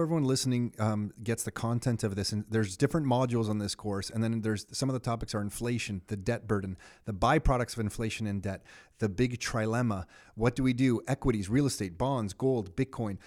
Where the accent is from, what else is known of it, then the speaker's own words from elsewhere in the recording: Canada; as a Canadian kid